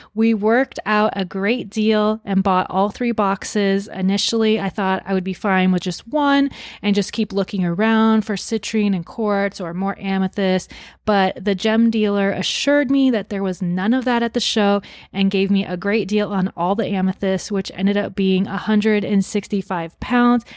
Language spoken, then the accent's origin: English; Arizona, United States; my home state of Arizona